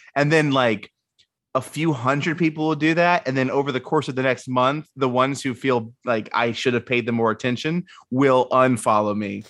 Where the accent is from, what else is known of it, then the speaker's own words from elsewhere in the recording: the South, United States; I'm from the South